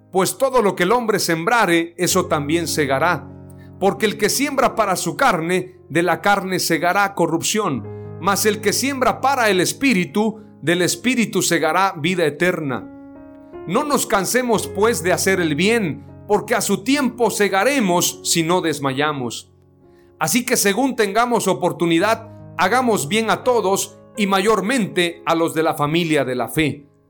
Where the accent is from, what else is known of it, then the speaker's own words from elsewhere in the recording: Mexico; nuestro país, nuestro presidente Andrés Manuel López Obrador